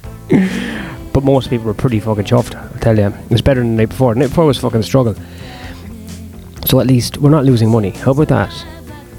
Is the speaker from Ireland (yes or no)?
yes; Ireland; I was born in Ireland